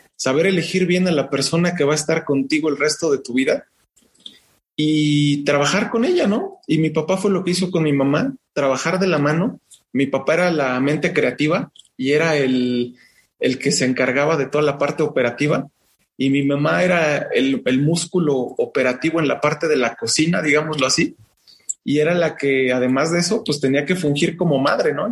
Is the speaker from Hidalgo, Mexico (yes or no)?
yes; Pachuca, Hidalgo, Mexico; Yo, yo crecí en el mercado Revolución de la ciudad de Pachuca